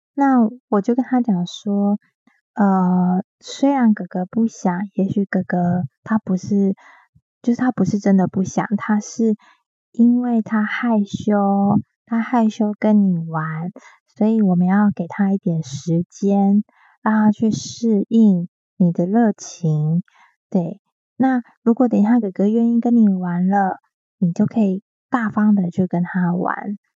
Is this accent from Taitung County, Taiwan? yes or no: yes; Taitung County, Taiwan; 我是隔代教养出身的，所以我是跟爷爷奶奶一起住，爸爸妈妈在台北。那爷爷奶奶毕竟，呃，在 在台东嘛，乡下